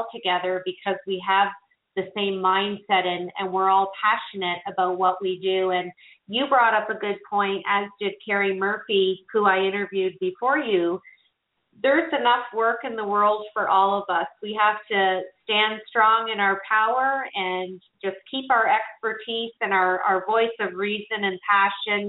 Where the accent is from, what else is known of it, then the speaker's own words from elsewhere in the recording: Canada; I'm from Canada